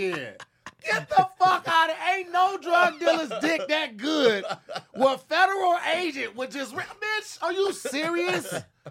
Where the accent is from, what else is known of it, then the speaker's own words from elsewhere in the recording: Missouri, United States; I was raised in the Midwest. Missouri is one of the last states to abolish slavery